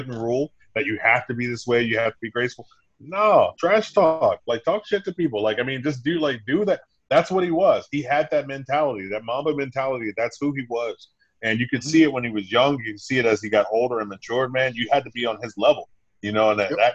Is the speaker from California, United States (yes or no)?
yes; Compton, California, United States; I'm originally from Compton. Not even originally. I'm from L.A. County. So, you know, I'm a California kid, West Coast kid.